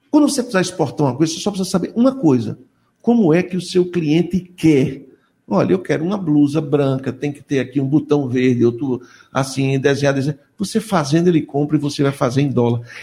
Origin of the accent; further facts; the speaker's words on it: Agreste, Brazil; eu sou do Agreste